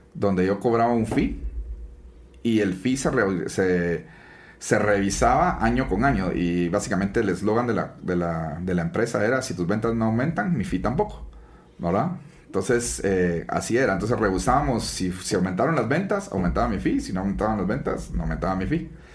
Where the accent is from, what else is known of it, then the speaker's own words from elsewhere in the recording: Guatemala; soy guatemalteco 100%